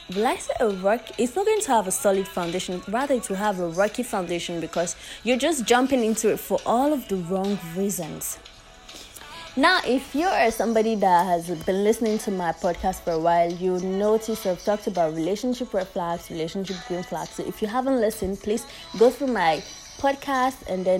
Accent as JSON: {"language": "English", "country": "Nigeria", "said": "As a Nigerian, I always say as a Nigerian"}